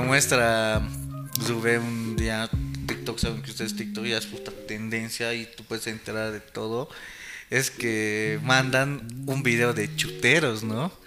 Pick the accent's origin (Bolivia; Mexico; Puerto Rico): Bolivia; como, como bolivianos